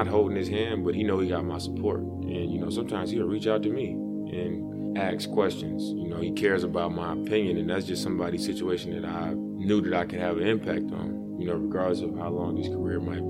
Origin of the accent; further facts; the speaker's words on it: Oakland, California, United States; also born or lived in Portland; I'm from East Oakland.